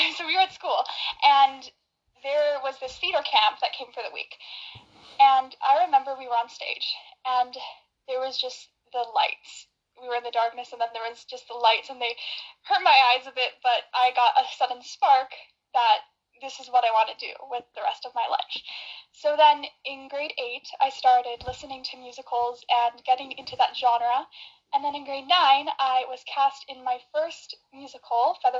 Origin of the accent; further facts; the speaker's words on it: Calgary, Alberta, Canada; I am from Calgary, Alberta, Canada